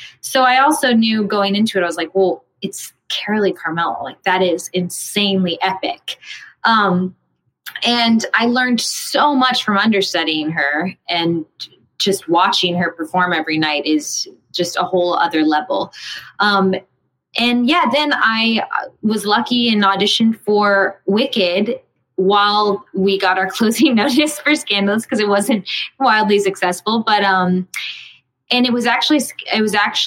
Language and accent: English; Houston, Texas, United States; moved away as an adult; now in New York, United States; I grew up in Houston and I didn't go the college path. I moved straight to New York